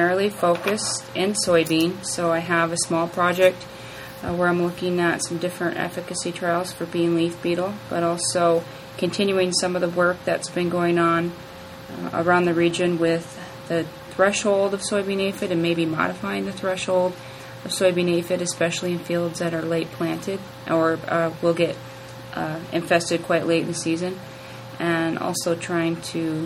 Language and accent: English; North Dakota, United States; moved away as an adult; also born or lived in Minnesota; now in Iowa, United States; I grew up in North Dakota